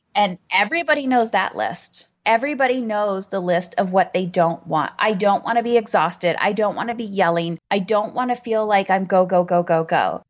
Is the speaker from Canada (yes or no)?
yes; Canada; I'm Canadian